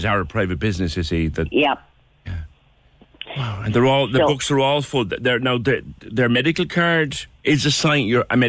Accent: Ireland; we spend as Irish people

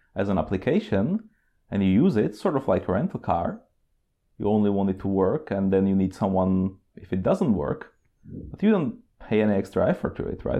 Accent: Czechia; moved away as an adult; also born or lived in Oslo, Norway / Prague, Czech Republic; now in Norway; I'm originally from Czech Republic

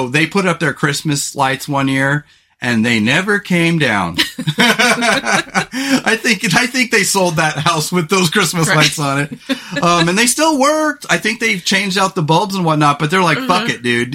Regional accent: California, United States; moved away as an adult; also born or lived in Salt Lake City, Utah; growing up in California

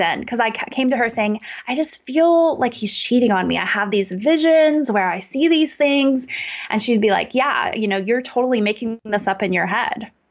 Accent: United States; I grew up in America in a really great suburb

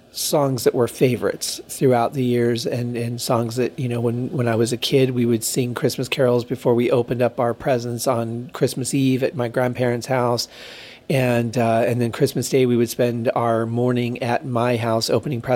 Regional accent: Michigan, United States; now in Las Vegas, United States; growing up in Michigan

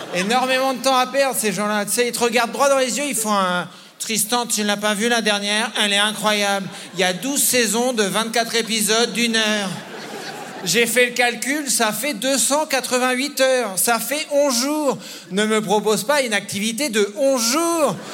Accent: France; je suis un Français

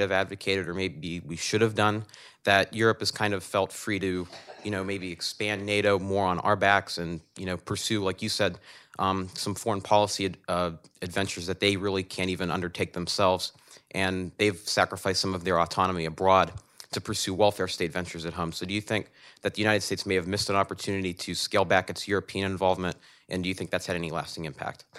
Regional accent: Canada; I'm a Canadian medical student.

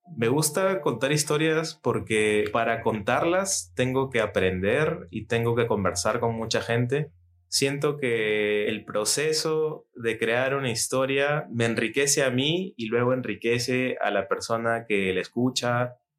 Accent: Lima, Peru; soy de Lima, Perú

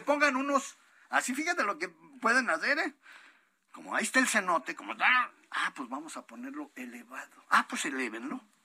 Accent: La Piedad, Michoacán, Mexico; soy de la Piedad Michoacán

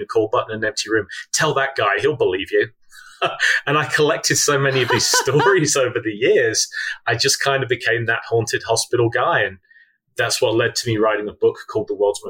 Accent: Midlands, United Kingdom; now in United States; I grew up in the Midlands in the UK.

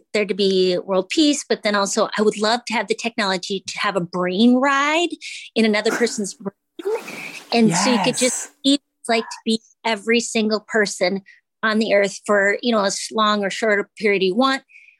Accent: Minnesota, United States; Well, I'm from Minnesota, spent time in Minneapolis.

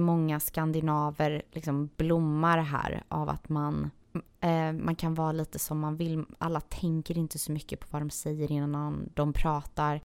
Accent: Sweden; also born or lived in Serbia; now in Los Angeles, United States; jag är ju halvserb, halvsvensk

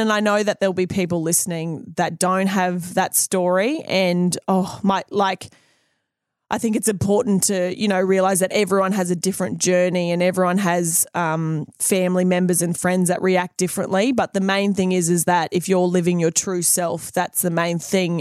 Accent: Country Queensland, Australia; moved away as an adult; now in New Zealand; being an Aussie and then coming to New Zealand, I left Aussie

